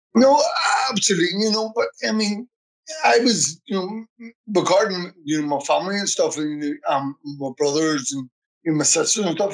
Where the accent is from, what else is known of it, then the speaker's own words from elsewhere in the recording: Belfast, Northern Ireland, United Kingdom; I was born in Ballymurphy, um, 1971, 4th, November, 4th November 1971